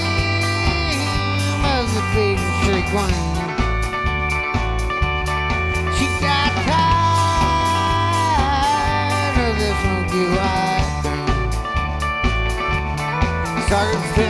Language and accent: English; Houston, Texas, United States; also born or lived in Austin, Texas; We're from Austin. I'm from Houston